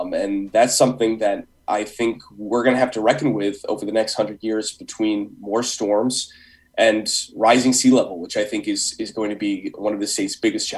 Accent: Guilford, Connecticut, United States; so I grew up in Guilford, and obviously when you grow up there, you spend a lot of time down by the water.

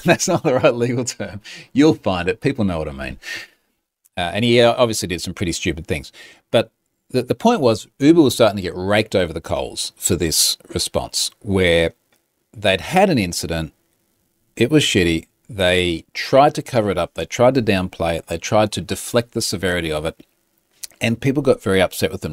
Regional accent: Australia; I'm Australian

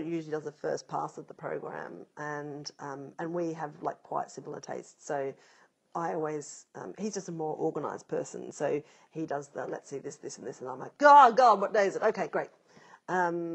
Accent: South Australia, Australia; I grew up in South Australia

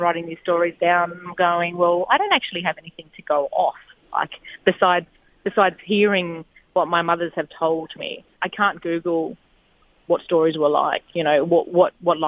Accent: Daly River, Northern Territory, Australia; So I grew up in a little community called Daly River. So it's southwest of Darwin

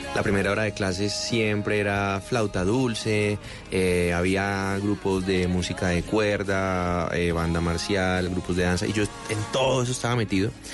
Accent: Cartago, Valle del Cauca, Colombia; also born or lived in Cali; Yo soy de Cartago, Pero, pero bueno, pasé mi infancia en Cartago y hice todo mi bachillerato en Cali

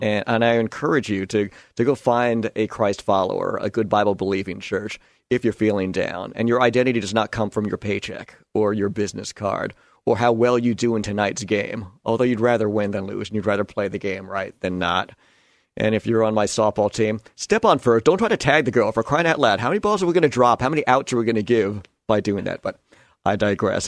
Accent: New York, United States; moved away; am a New Yorker. I grew up a Yankee fan

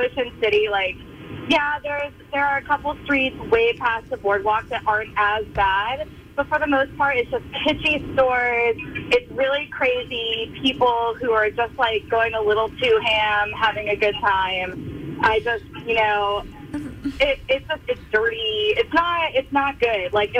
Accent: Florida, United States; now in Annapolis, United States; I grew up in Florida

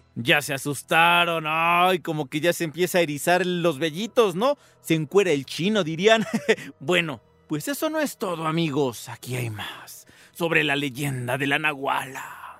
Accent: Coacalco, State of Mexico, Mexico; lo que a mí me contaron de chiquito en Coacalco, allí en el Estado de México

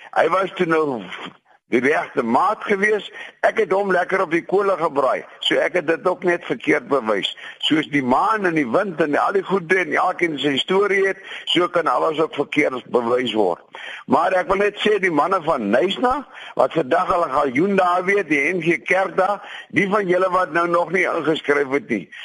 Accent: between Hartenbos and Klein-Brakrivier, Western Cape, South Africa; moved away; my grootword plekke daar tussen Hartenbosse en Kleinbrak rivier

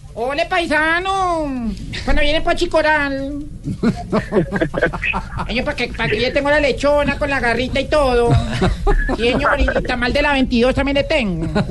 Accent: Argentina; yo soy argentino

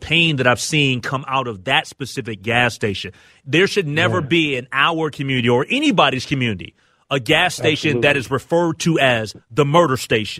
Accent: Minneapolis, Minnesota, United States; as a young kid growing up in the Lynn Park neighborhood and being right there, right on Lindale and Broadway

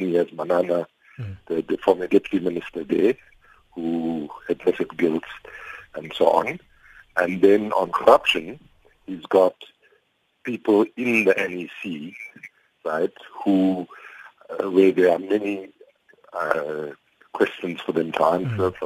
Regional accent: South Africa

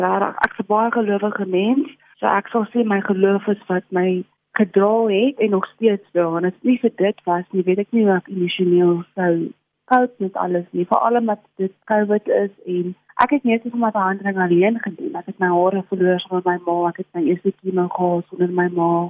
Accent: South Africa; Ek kom van Reinkriesdorp af

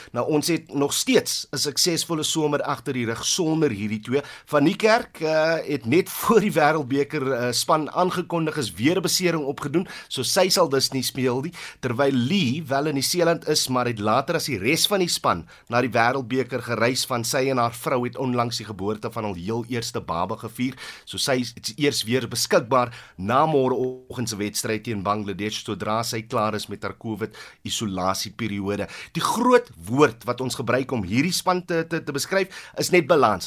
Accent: Western Cape, South Africa; jong kind wat toe ek in die Wes-Kaap groot geword

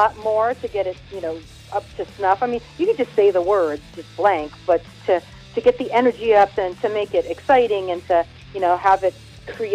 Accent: Hawaii, United States; I was born and raised in Hawaii

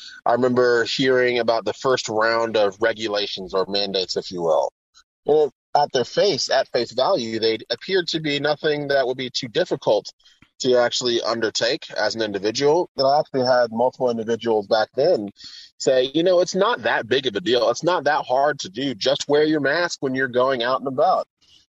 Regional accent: San Antonio, Texas, United States; now in Houston, United States; Originally, I'm from San Antonio, Texas. I was homeschooled. I'm the second oldest of nine children. And I've moved all around the world. And moving to Houston, where I live now, is actually my 22nd move.

